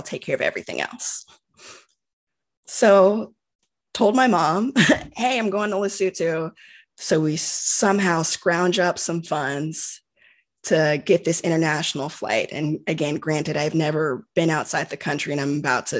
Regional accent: United States; growing up in the United States

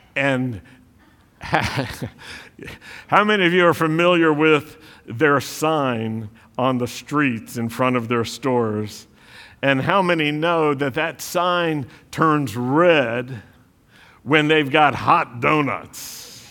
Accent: the South, United States; accent: Southern; I, I grew up in the South

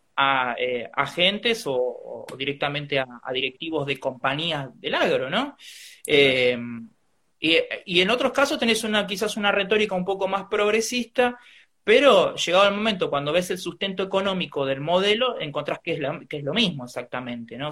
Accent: Trenque Lauquen, Buenos Aires Province, Argentina; yo soy nacido en Trenkelauken

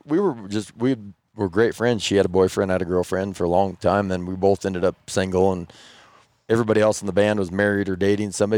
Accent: Moorcroft, Wyoming, United States; I'm from Warcroft.

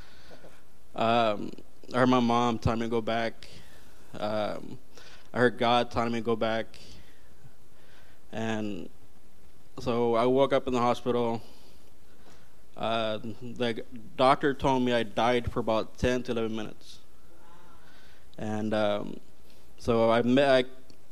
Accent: California, United States; I'm based from California

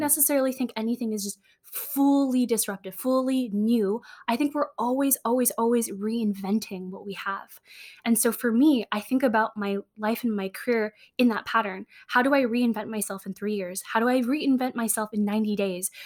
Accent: San Francisco, California, United States; I grew up in San Francisco

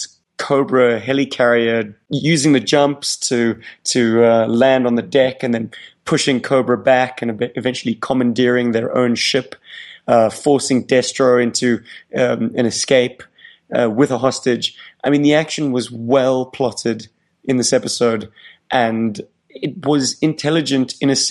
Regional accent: South Africa; as a South African boy

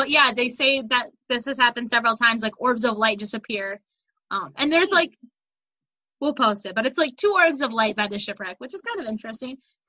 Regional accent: Michigan, United States; I'm from Michigan.

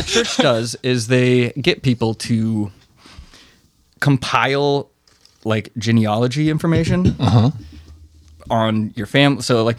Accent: Southeast Alaska, United States; moved away as an adult; also born or lived in Utah; I grew up in Southeast Alaska.

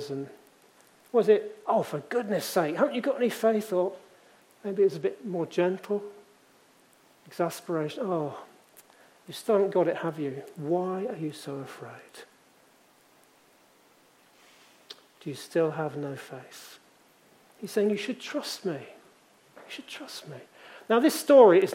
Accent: Leamington Spa, West Midlands, United Kingdom; in the church I grew up in Leamington

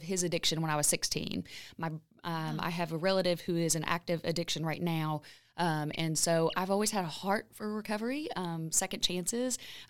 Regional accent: Lexington, Kentucky, United States; I am from Lexington. I am from Lexington.

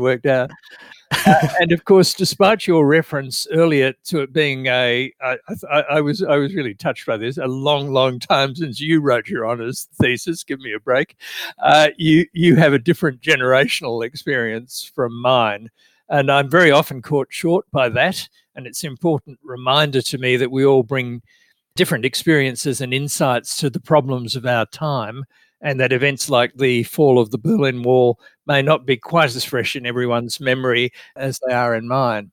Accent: Australia; I'm an Australian

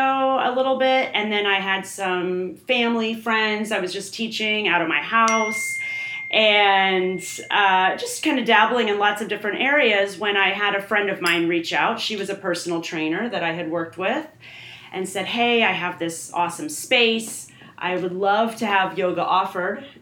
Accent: Fishers, Indiana, United States; I grew up in Fishers, Indiana

